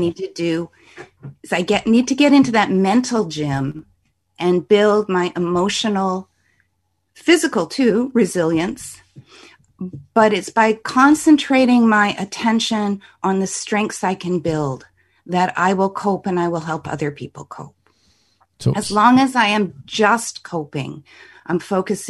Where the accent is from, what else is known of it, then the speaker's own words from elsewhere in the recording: Canada; I'm a Canadian